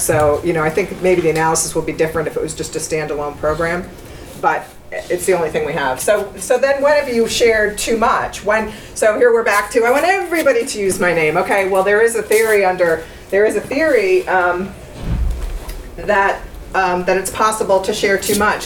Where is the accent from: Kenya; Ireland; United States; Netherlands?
United States; I'm an American